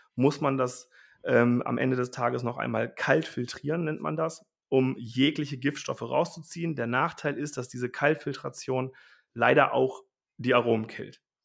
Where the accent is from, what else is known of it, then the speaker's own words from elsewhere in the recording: Wulfsen, Lower Saxony, Germany; also born or lived in Rosengarten; wir sind ja ursprünglich kommen wir aus Wulfsen